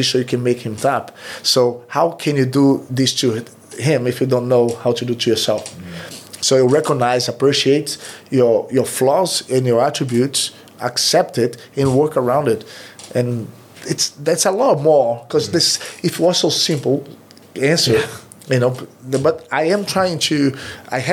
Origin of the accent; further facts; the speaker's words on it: Recife, Pernambuco, Brazil; English is a second language; moved away; I'm from the Recife.